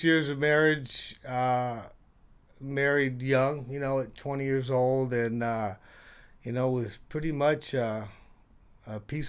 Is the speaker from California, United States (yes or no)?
yes; Hayward, California, United States; also born or lived in San Francisco / Treasure Island / Castro Valley; I grew up in Hayward.